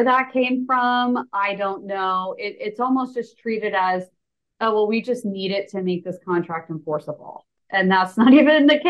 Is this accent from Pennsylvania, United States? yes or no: no; New York, United States; now in Jacksonville Beach, United States; I'm originally from New York